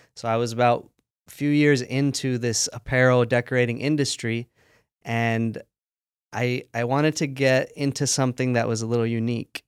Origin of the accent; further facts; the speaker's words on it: United States; I was born and raised here in the States